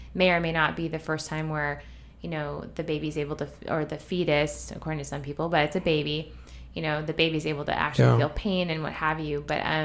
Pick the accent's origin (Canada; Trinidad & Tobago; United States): Canada; I'm from Canada. We're not supposed to own guns.